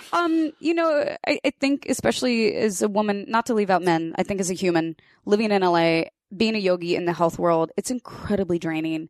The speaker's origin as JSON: {"language": "English", "region": "Kansas", "country": "United States", "tie": "born or raised there", "said": "I grew up in Kansas"}